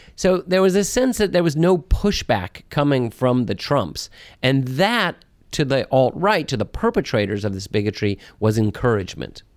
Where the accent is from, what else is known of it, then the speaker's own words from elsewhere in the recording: Atlanta, Georgia, United States; now in Washington, United States; my parents are New Yorkers, um, but, uh, they moved to Atlanta when I was just two years old. I really do think of myself as an Atlantan